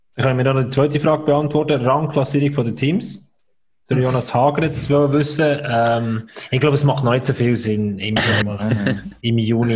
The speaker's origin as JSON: {"language": "German", "area": "village neighbouring Wichtrach", "region": "Bern", "country": "Switzerland", "tie": "born or raised there", "said": "Das ist das Nachbarsdorf, wo ich aufgewachsen bin"}